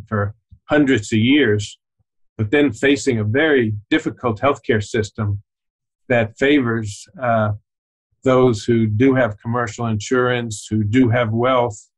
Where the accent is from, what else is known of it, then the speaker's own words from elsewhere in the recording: New York City, New York, United States; moved away as an adult; also born or lived in Boston / Tennessee; I was born in New York City